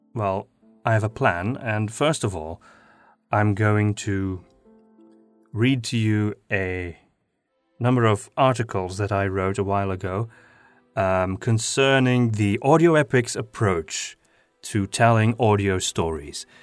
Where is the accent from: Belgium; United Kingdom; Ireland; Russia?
Belgium; Flanders; accent: Flemish; first language Flemish (Dutch); English is a second language; Flemish is my mother tongue, which is a kind of Dutch